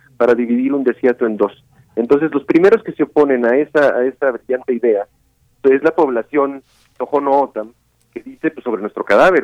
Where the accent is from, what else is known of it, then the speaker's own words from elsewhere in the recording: Mexico; yo no soy de la Ciudad de México